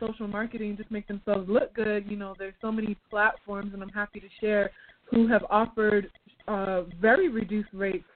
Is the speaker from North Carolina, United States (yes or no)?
yes; North Carolina, United States; moved away as an adult; also born or lived in Uganda; I'm from North Carolina, and I found my way back here because we were evacuated